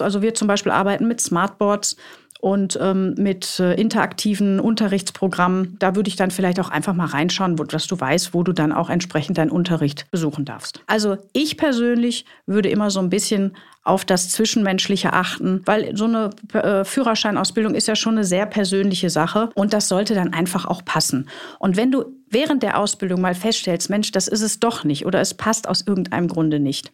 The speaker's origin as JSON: {"language": "German", "area": "Ruhr area", "region": "North Rhine-Westphalia", "country": "Germany", "moved": "yes", "said": "Ich komme ja aus dem Ruhrgebiet ursprünglich, ihr wisst das, deshalb auch die Ausdrucksweise"}